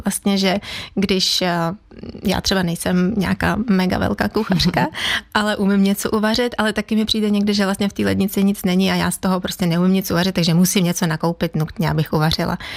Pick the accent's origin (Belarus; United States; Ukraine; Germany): Ukraine; Czech is a second language; now in Czech Republic; kdyby náhodou to bylo slyšet v mém přízvuku, já jsem z Ukrajiny, pocházím z Ukrajiny v Čechách, žiju už teda 20 let